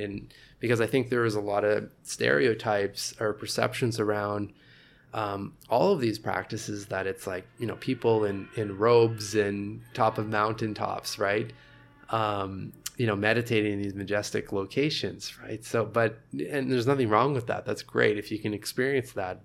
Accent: Sudbury, Ontario, Canada; also born or lived in Montreal; now in Toronto, Canada; I'm, I'm originally from Northern Ontario, Sudbury.

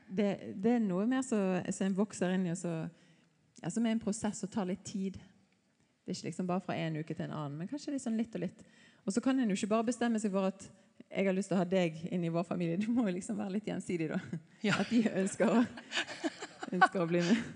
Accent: a little north of Bergen, Vestland, Norway; moved away; Jeg er litt nord fra Bergen

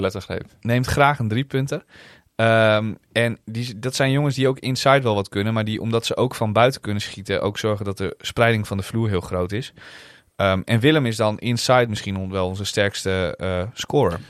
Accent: Netherlands; wij uit Nederland kwamen

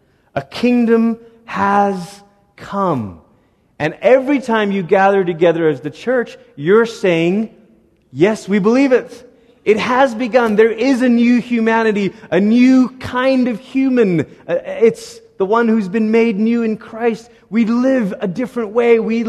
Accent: Malaysia; now in United States; I grew up in Malaysia. I'm 34 years old now. Cumulatively, altogether, I've lived in Malaysia for about 14 of those years and lived in America for about 20 of those years.

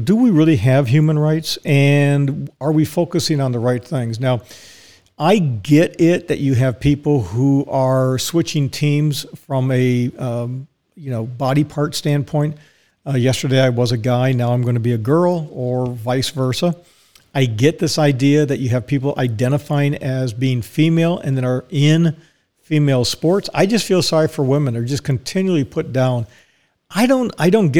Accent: Dallas, Texas, United States; I was born in Dallas

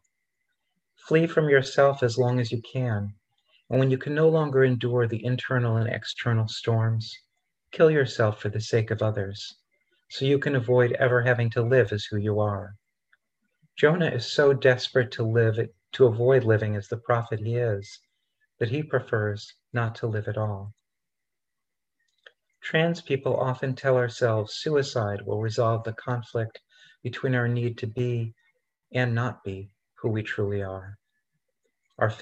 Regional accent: Rochester, New York, United States; when I was a kid growing up in Rochester, New York

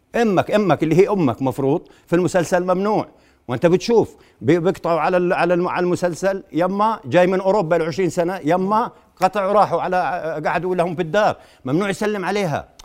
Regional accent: Jordan

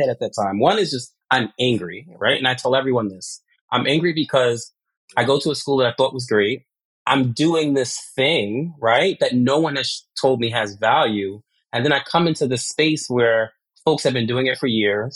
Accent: New York City, New York, United States; also born or lived in Brooklyn, New York; I grew up in this place called Laurelton, New York, where everyone looked like me

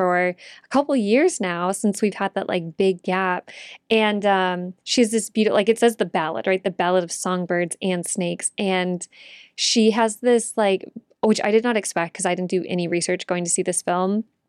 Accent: Texas, United States; as a Texan, I was like, love her, love this.

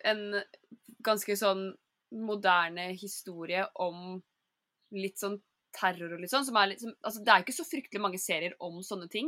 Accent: Skien, Telemark, Norway; Eh, og Jenny, du er fra Ulefoss, men jeg er fra Skien

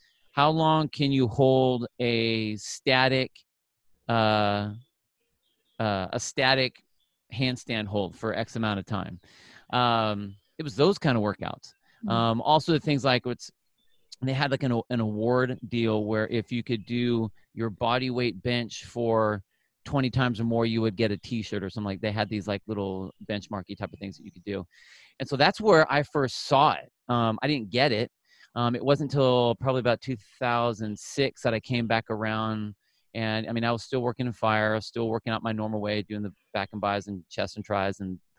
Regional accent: Phoenix, Arizona, United States; moved away as an adult; also born or lived in California; born in California. I grew up in Arizona. So from like 5 years old to like high school was in Phoenix

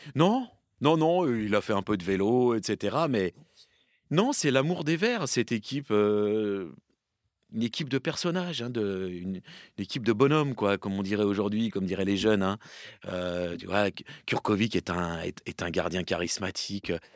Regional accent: Seine-et-Marne, Île-de-France, France; moved away; also born or lived in Paris / Valloire; Je suis né à Paris et débute en Seine-et-Marne. Et je joue en Seine-et-Marne dans un petit club

